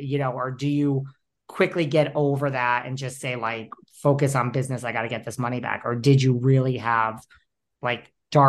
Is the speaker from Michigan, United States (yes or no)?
no; New York, United States; I'm a New Yorker.